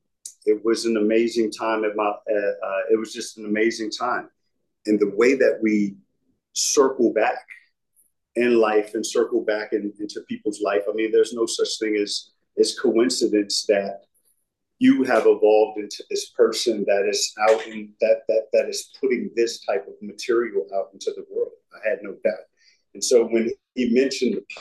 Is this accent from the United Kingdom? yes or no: no; United States; my worldview as an American. Mm-hmm. I'm an American.